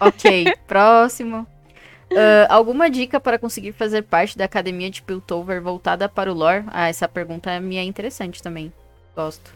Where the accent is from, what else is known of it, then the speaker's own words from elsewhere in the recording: São Paulo, Brazil; now in Brasília, Brazil; eu sou de São Paulo e tô em Brasília